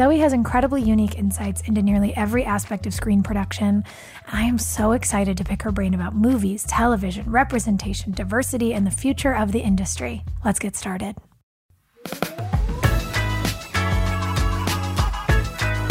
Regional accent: New York City, New York, United States; I grew up in Brooklyn

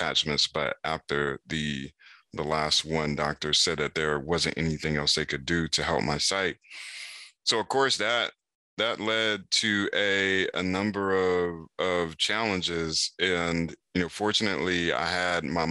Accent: Raleigh, North Carolina, United States; In Raleigh, North Carolina

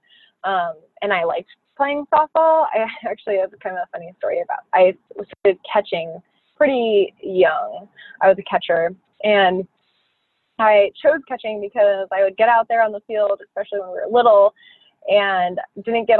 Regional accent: Phoenix, Arizona, United States; I grew up in Phoenix

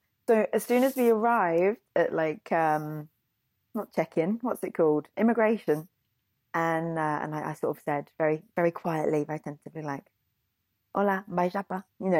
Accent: England, United Kingdom

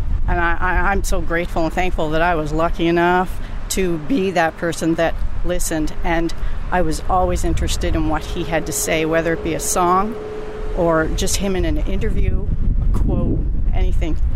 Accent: Prince Edward Island, Canada; I'm from Prince Edward Island, Canada

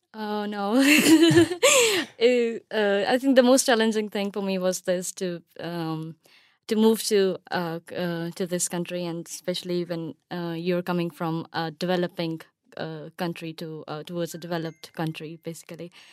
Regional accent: Pakistan; moved away as an adult; now in United Kingdom; I'm from Pakistan and, uh, I spent my whole life there and I was even born there.

